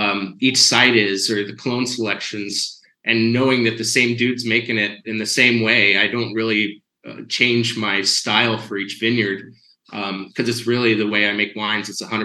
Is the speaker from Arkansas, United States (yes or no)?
no; San Ramon, California, United States; but I'm actually from Contra Costa County originally. So when I was growing up by a little town called San Ramon, which is no longer a little town anymore